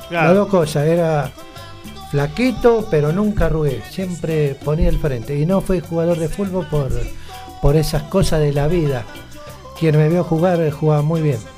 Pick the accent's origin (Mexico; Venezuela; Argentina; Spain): Argentina; Te voy a contar que mi selección es Brasil, soy argentino, hice la colimba.